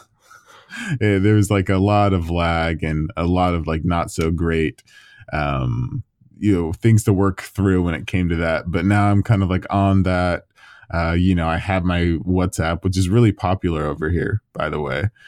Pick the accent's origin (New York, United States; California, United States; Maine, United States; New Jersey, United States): California, United States; Southern; moved away as an adult; now in London, United Kingdom; my hometown in Southern California